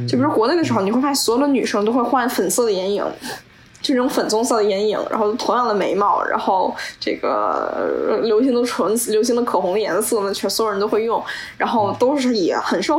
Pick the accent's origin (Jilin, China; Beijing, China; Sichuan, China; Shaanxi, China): Beijing, China; moved away; 因为我们都是北京人，